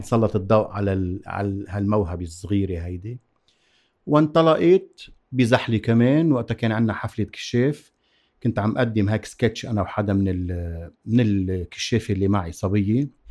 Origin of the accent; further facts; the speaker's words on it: Zahle, Beqaa, Lebanon; أنا من زحلي وعندي الطموح والعنفوان الزحليوي